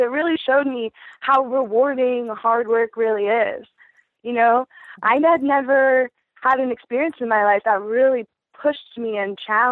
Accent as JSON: {"language": "English", "area": "Baltimore County", "region": "Maryland", "country": "United States", "tie": "born or raised there", "also_born_or_lived": "Arizona / Oregon / Hawaii", "moved": "as an adult", "lives_now": "Willits, United States", "said": "I'm originally an East Coaster. I'm from Baltimore County, Maryland. I grew up there with a pretty classic suburban upbringing."}